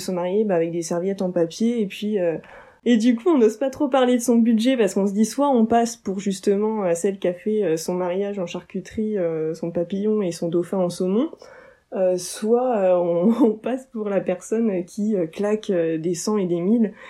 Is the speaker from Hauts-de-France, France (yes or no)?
yes; Oise, Picardy, Hauts-de-France, France; on est de l'Oise, en Picardie.